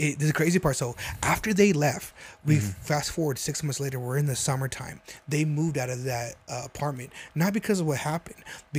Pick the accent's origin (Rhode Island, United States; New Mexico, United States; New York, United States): New Mexico, United States; I'm from New Mexico.